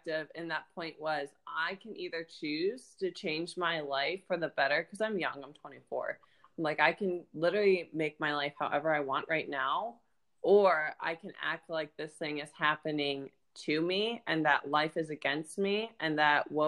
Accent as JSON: {"language": "English", "region": "Ohio", "country": "United States", "moved": "as an adult", "lives_now": "Florida, United States", "said": "I'm originally from Ohio and I moved to Florida"}